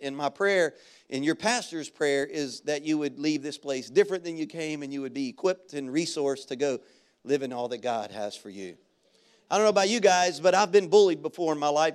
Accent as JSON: {"language": "English", "town": "Baton Rouge", "region": "Louisiana", "country": "United States", "tie": "born or raised there", "moved": "yes", "said": "our elementary school where I grew up in Baton Rouge."}